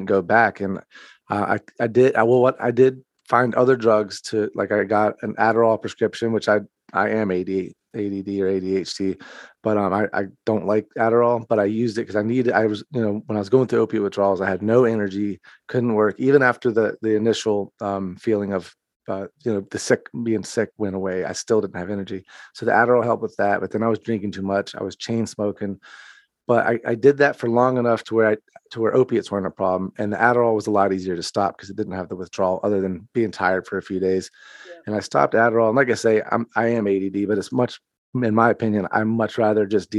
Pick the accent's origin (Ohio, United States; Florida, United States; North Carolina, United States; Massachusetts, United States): North Carolina, United States; now in Fort Myers, United States; I'm from North Carolina originally